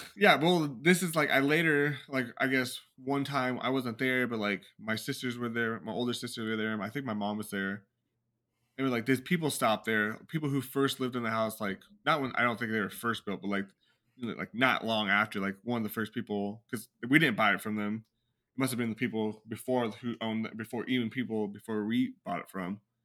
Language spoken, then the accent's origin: English; California, United States; I was born in California.